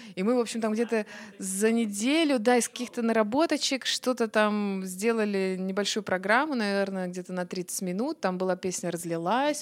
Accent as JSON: {"language": "Russian", "town": "Obninsk", "region": "Kaluga Oblast", "country": "Russia", "moved": "yes", "lives_now": "Moscow, Russia", "said": "я же из Обнинска, угу. вот, из Калужской области"}